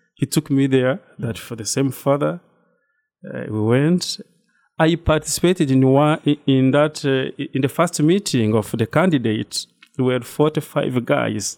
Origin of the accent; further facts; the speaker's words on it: Rwanda; moved away as an adult; now in New Rochelle, United States; I'm from Rwanda. That's, uh, East Africa region